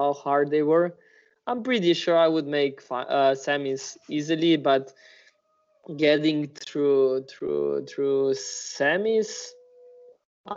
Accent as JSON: {"language": "English", "country": "Slovenia", "tie": "born or raised there", "said": "Ljubljana is like 45 minutes from my hometown"}